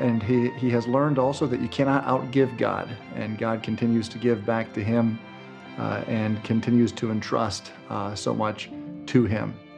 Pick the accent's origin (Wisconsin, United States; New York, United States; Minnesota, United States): Wisconsin, United States; growing up in Wisconsin